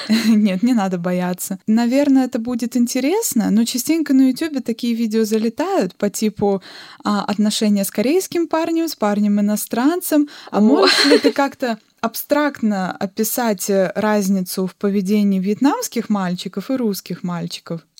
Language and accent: Russian; Yakutia, Sakha Republic, Russia; сама я, по сути, родилась в Азии, в Якутии